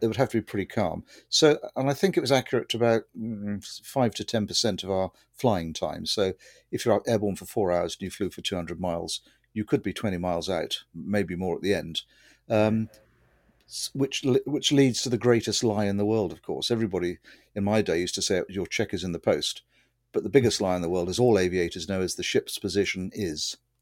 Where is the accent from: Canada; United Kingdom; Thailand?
United Kingdom; Winchester, South East England; moved away as an adult; now in Somerset, United Kingdom; I grew up in Winchester, which is uh, 100 miles or so to the east